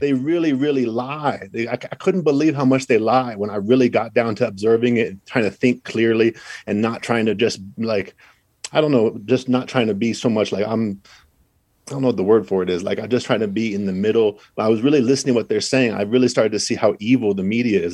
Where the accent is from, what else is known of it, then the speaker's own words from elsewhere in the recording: Idaho, United States; moved away; also born or lived in Los Angeles; I'm from Idaho. I'm living in L